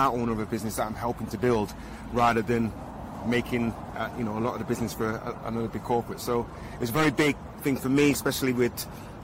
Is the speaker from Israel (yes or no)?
no; Manchester, North West England, United Kingdom; I have 6 sisters and 3 brothers, and we grew up in Manchester